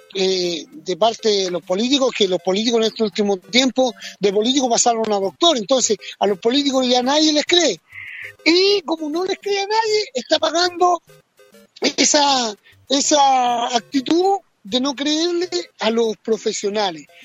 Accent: Chile; somos los chilenos

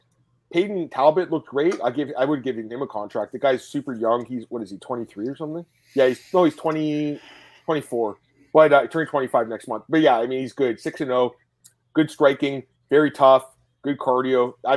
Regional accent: Canada; As a Canadian

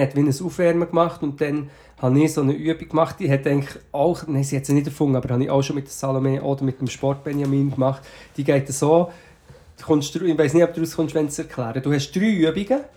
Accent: Portugal; moved away; also born or lived in Switzerland; ich bin sozusagen in Portugal aufgewachsen.

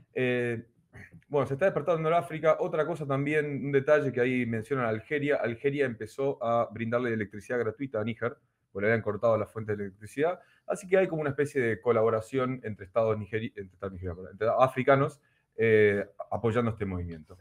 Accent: Argentina; nosotros somos argentinos

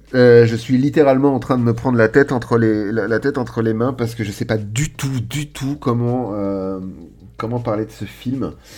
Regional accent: France; nous, petits français

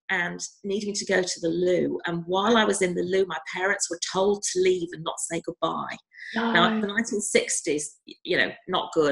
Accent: North West England, United Kingdom; I was brought up very near Alder Hey Hospital, and Alder Hey is where I had the surgeries as a child.

